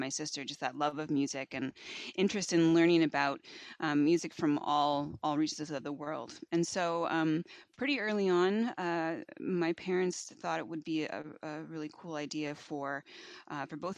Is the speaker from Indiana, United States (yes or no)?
yes; Bloomington, Indiana, United States; I grew up in Bloomington, which is where Indiana University is located